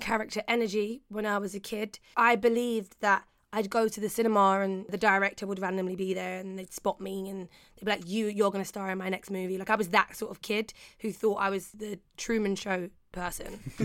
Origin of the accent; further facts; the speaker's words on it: London, United Kingdom; I grew up in Peckham, so we had Peckham-plex